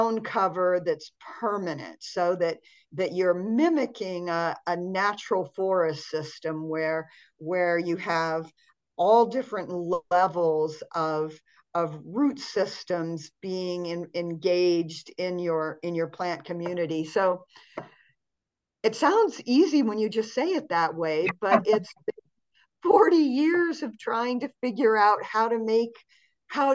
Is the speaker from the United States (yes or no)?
yes; Montana, United States; I grew up in Montana, which is kind of a cold climate here in the United States.